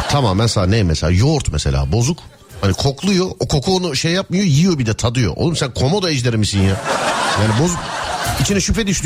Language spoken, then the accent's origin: Turkish; Sivas, Sivas Province, Turkey; Ben de Sivaslı olarak buradayım.